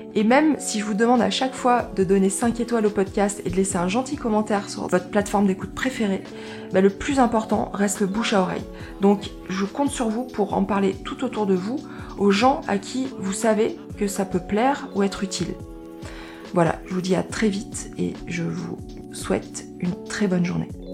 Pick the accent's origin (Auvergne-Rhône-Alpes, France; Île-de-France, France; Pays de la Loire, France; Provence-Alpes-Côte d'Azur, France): Auvergne-Rhône-Alpes, France; now in Dordogne, France; je suis pas, suis pas originaire de, de, Dordogne hein, parce que je suis Auvergne, je suis auvergnate